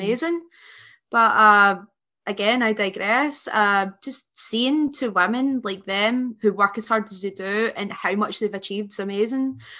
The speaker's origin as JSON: {"language": "English", "region": "Scotland", "country": "United Kingdom"}